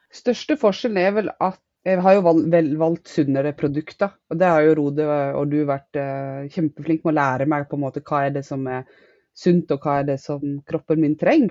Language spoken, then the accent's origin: Norwegian; Western Norway, Norway; moved away as an adult; now in Northern Norway; Jeg er opprinnelig fra Vestlandet, men har bodd de siste ti årene på Østlandet